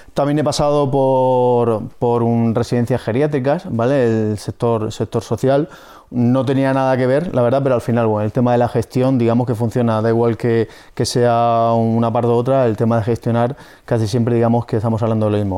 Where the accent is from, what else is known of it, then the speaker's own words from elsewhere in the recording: Murcia, Region of Murcia, Spain; soy de aquí de Murcia